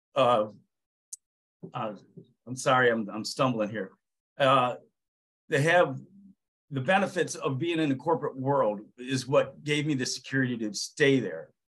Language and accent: English; Ohio, United States; bought a 38 unit townhouse complex right here in my hometown of in Ohio